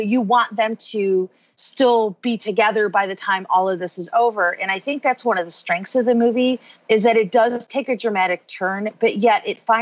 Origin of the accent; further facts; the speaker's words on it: Chicago, Illinois, United States; moved away; I'm originally from Chicago